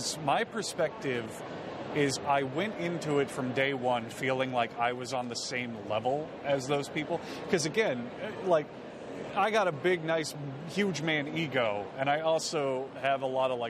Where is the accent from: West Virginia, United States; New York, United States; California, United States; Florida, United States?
Florida, United States; South; now in Tampa, United States; I grew up in South Florida and then moved to Tampa in... 2017